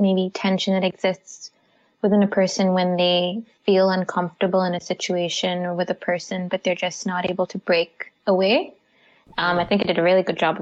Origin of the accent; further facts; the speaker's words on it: Bangalore, Karnataka, India; I am from Bangalore.